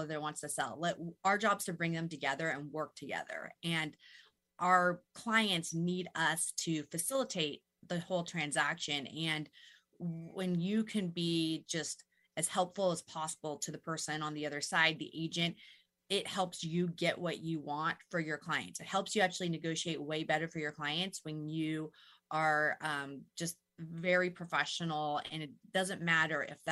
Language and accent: English; Burien, Washington, United States; I'm local, born and raised. I grew up in the Burien area. I know really this whole Puget Sound region extremely well